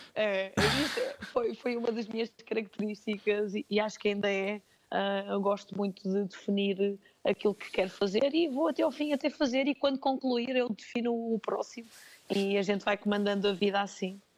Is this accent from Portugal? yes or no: yes; Penafiel, Norte, Portugal; also born or lived in Chaves; Mas em Penafiel, que é de onde eu sou, que é onde uhum. eu vivo